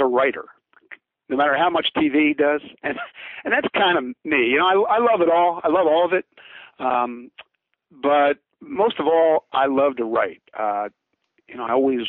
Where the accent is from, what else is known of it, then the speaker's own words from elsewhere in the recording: Philadelphia, Pennsylvania, United States; I grew up in Philadelphia